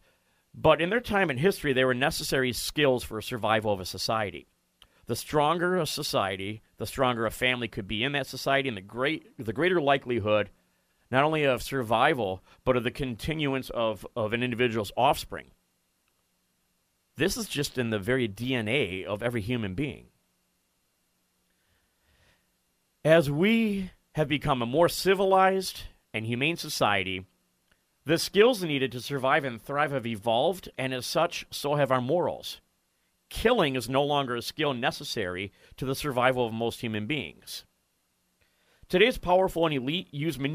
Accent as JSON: {"language": "English", "town": "Kenosha", "region": "Wisconsin", "country": "United States", "tie": "born or raised there", "said": "Growing up in Kenosha, Wisconsin"}